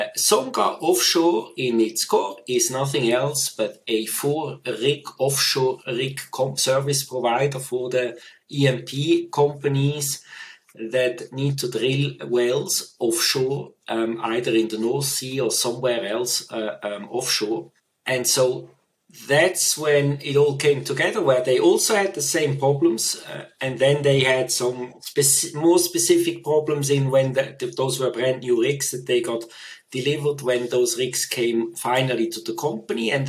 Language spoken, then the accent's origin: English; Switzerland; moved away as an adult; also born or lived in United Kingdom; So I grew up in Switzerland, also spent all my schooling in Switzerland